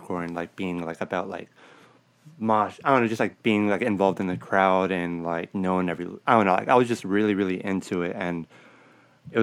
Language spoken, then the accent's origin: English; Los Angeles, California, United States; I'm born and raised in Sylmar